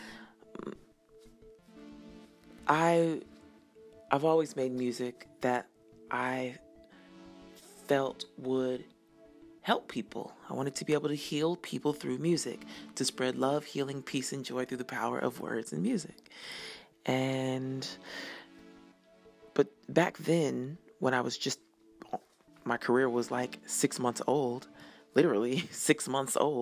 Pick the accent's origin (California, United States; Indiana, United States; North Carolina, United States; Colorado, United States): Colorado, United States; Denver; moved away; I was born and raised in Denver